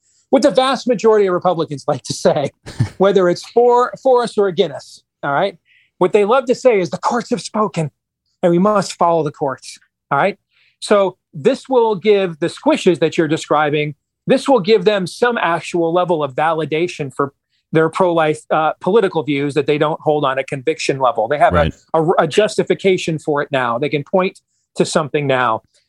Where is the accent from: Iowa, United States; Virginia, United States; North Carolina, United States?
Iowa, United States; my home state of Iowa